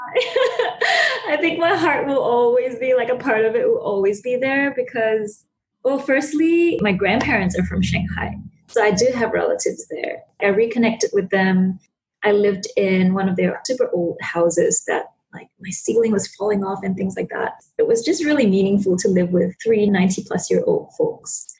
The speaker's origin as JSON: {"language": "English", "region": "Sabah", "country": "Malaysia", "tie": "born or raised there", "said": "growing up in Sabah and detached from the capital city"}